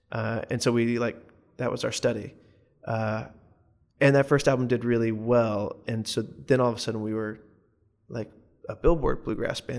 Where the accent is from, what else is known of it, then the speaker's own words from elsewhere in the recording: the South, United States; as a Southerner, often I think that, especially as a white male Southerner, there are times of like this identity crisis